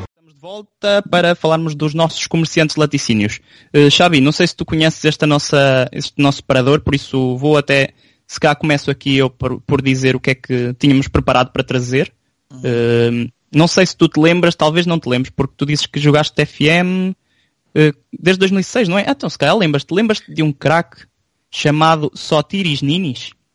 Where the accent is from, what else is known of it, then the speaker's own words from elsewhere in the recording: São João da Pesqueira, Norte, Portugal; Nós somos São João da Pesqueira